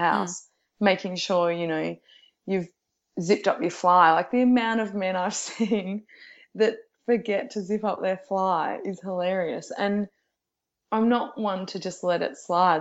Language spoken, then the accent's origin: English; Geelong, Victoria, Australia; now in Melbourne, Australia; I'm originally from Geelong